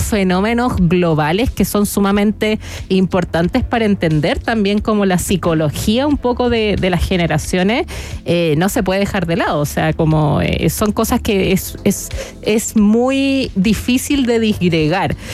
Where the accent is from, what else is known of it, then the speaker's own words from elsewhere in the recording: Chile; como chilenos